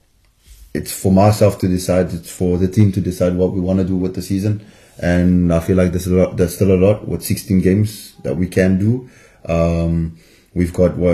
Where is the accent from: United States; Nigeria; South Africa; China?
South Africa; moved away as an adult; now in Biarritz, France; I'm South African